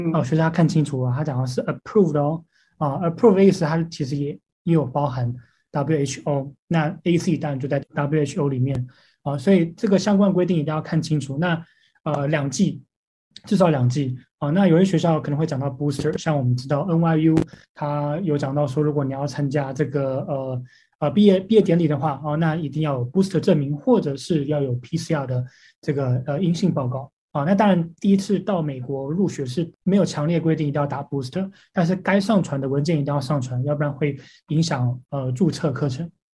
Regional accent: Taiwan; moved away; 我说来自台湾

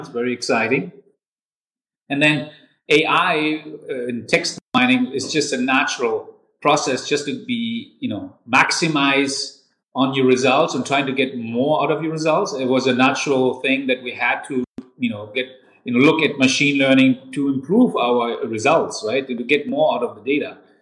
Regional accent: Darmstadt, Hesse, Germany; also born or lived in Canada / Taiwan / Schwalbach; now in Frankfurt, Germany; I was born and raised in Darmstadt, another city in Hessen, and I'm a real Hessen boy

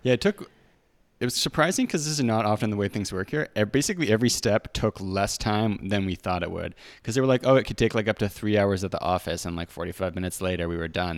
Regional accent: Canada; moved away as an adult; now in Mexico; being Canadian

